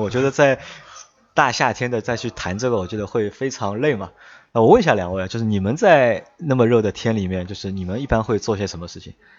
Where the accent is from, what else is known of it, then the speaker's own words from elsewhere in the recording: Shanghai, China; 我们三个都是土生土长的上海人